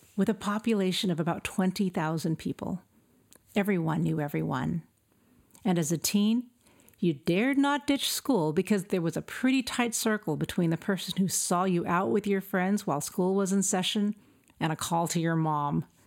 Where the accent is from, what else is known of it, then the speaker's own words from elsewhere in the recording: El Centro, California, United States; moved away as an adult; I was born and raised in El Centro, California